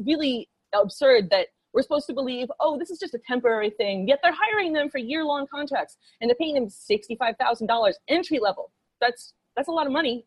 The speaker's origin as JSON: {"language": "English", "region": "New York", "country": "United States", "said": "I'm from New York. I, New Yorkers have this reputation of being like independent and rebellious"}